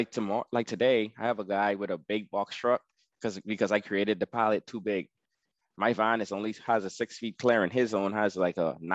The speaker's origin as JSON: {"language": "English", "country": "Bahamas", "said": "You know, so since I'm from the Bahamas, when I go to these places like Sam's Club and all that stuff, I'd be like, hey, are you from the Bahamas?"}